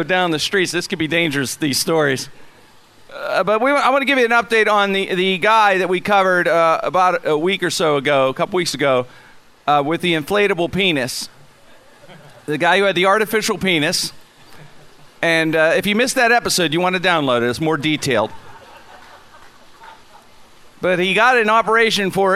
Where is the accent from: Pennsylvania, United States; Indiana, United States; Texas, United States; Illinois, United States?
Pennsylvania, United States; Pittsburgh; when I was a kid growing up in the Strip